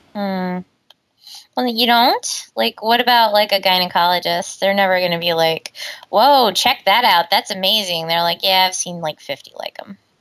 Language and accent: English; Omaha, Nebraska, United States; moved away; where I grew up, that wasn't like a huge thing, you know. Right. I mean, in Omaha